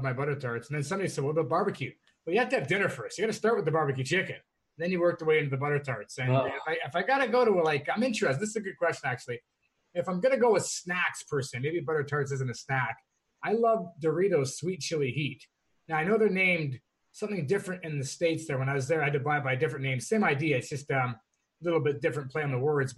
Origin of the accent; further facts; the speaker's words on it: Canada; I'm Canadian